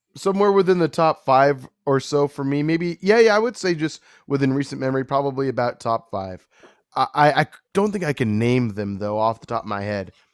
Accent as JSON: {"language": "English", "region": "California", "country": "United States", "tie": "born or raised there", "said": "I'm from California, born and raised"}